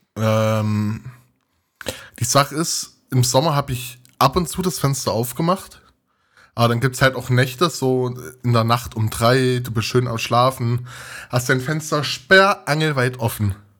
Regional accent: Thuringia, Germany; moved away as an adult; now in Leipzig, Germany; ich komme aus Thüringen und studiere in Sachsen, in Leipzig

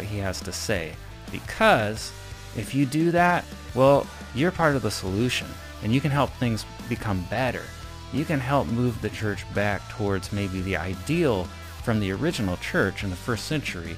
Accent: Avon, Indiana, United States; my hometown of Avon, Indiana

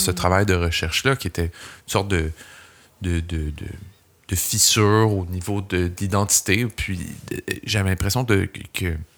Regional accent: Laval, Quebec, Canada; also born or lived in Montreal; j'ai grandi à Laval, j'ai atterri à Montréal

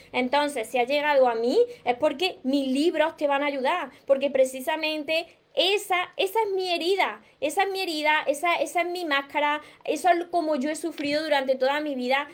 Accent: Córdoba, Andalusia, Spain; Del sur, de Córdoba. Soy de Córdoba

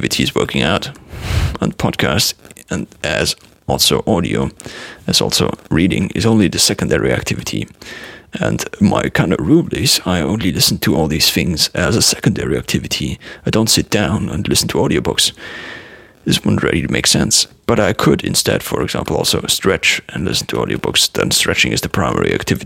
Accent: Germany; accent: German; I sometimes use my German accent

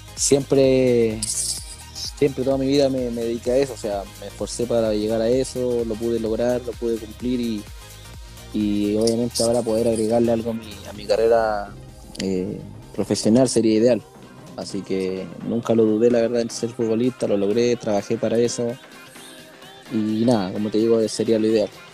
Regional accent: Santiago, Santiago Metropolitan Region, Chile; also born or lived in Coquimbo / Copiapó; now in Puerto Montt, Chile; yo soy de Santiago. Soy de Santiago.

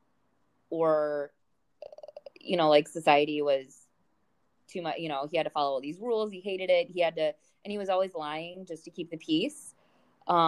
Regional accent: St. Louis, Missouri, United States; I'm from St. Louis, Missouri. So the Mississippi River was a part of my childhood.

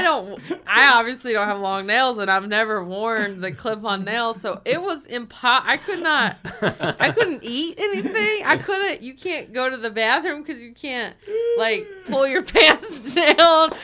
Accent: the South, United States; moved away; I've never gotten flack from people in my hometown or in the South

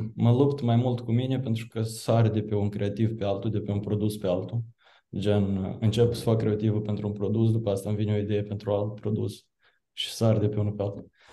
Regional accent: Chișinău, Moldova; sunt din Chișinău, probabil accent un pic o să mă dea de gol

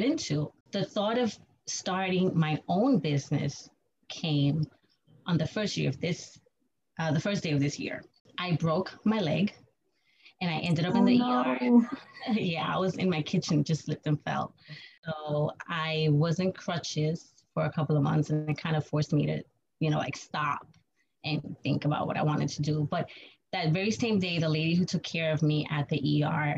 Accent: New York City, New York, United States; I was born and raised in New York City. I'm still in New York

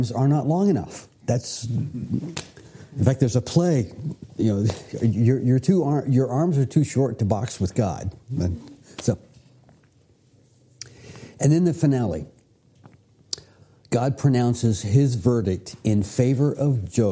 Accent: Virginia, United States; I grew up here in Virginia. Going to Virginia Beach was a normal family trip.

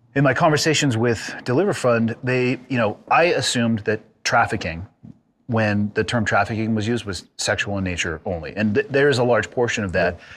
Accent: California, United States; growing up in California

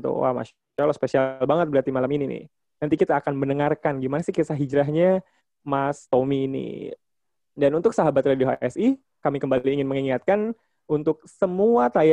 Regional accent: Jakarta, Indonesia; Oh dari Malang, oh, … dari Jakarta.

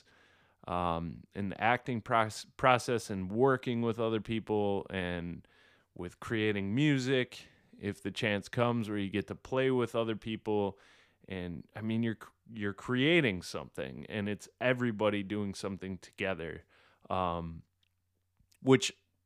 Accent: Michigan, United States; I'm from Michigan

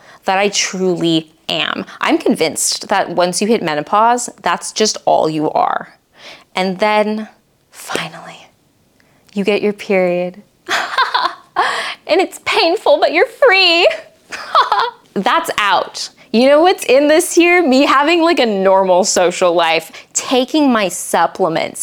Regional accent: the Bible Belt, United States; I grew up in the Bible Belt

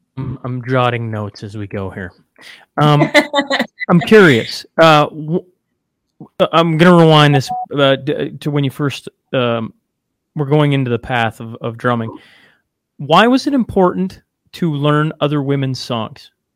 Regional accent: Saskatchewan, Canada; now in Alberta, Canada; I grew up on the Alberta Saskatchewan border, right? So just into Saskatchewan, now live just into Alberta

